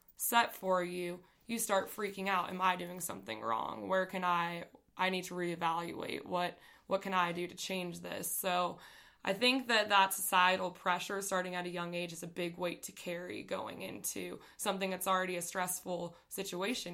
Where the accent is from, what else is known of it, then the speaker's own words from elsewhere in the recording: Las Vegas, Nevada, United States; I grew up in Las Vegas